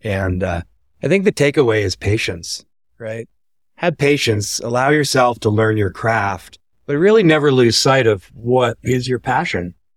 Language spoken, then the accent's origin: English; Vancouver, British Columbia, Canada; moved away as an adult; also born or lived in Nassau, Bahamas / Denver; behind me is Vancouver. That's where I grew up.